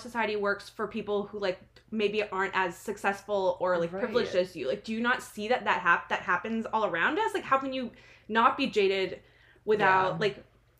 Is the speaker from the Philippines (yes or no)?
no; New Jersey, United States; now in Washington, D.C., United States; I'm from New Jersey